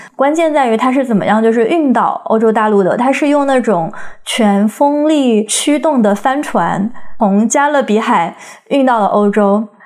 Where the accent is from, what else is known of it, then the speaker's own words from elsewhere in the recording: China; moved away; 我们这些成长在中国的人